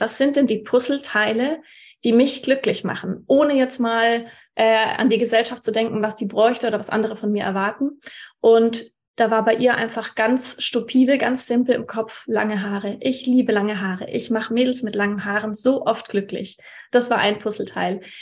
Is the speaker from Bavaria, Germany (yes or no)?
yes; Würzburg, Bavaria, Germany; also born or lived in Munich; ich hatte Bock, wieder in meine Heimat Würzburg zu ziehen